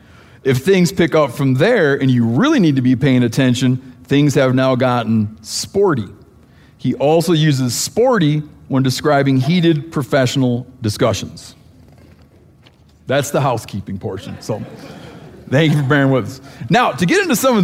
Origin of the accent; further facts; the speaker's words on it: Michigan, United States; I grew up in Michigan